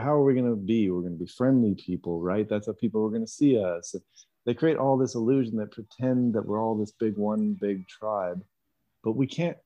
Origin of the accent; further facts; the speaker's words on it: Canada; also born or lived in Western Canada; I'm a Canadian